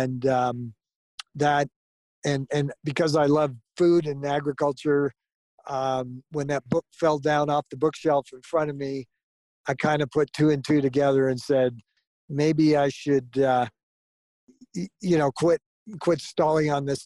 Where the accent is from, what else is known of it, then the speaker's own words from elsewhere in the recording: Southern California, United States; also born or lived in Florida; when I was quite young, 6 or 7 years old, we moved to Southern California. And growing up in Southern California around the orange groves